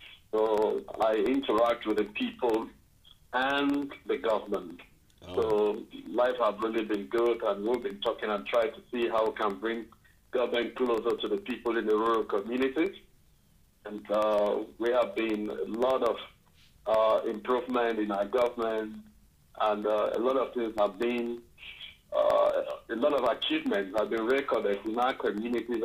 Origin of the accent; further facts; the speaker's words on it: Boki, Ogoja, Cross River, Nigeria; I'm from Boki, part of Ogoja